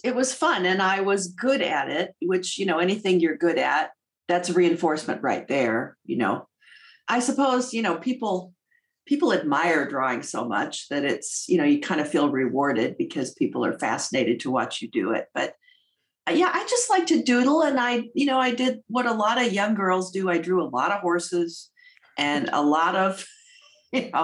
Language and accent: English; St. Charles, Illinois, United States; I was raised outside of Chicago in a suburb called St. Charles